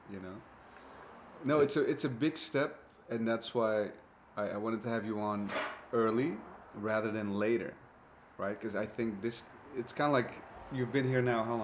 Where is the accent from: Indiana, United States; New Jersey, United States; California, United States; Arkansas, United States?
California, United States; Glendale; I'm from Glendale, California.